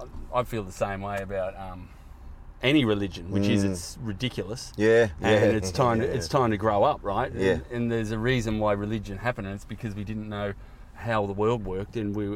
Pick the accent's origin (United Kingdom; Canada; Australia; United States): Australia; I'm from Australia.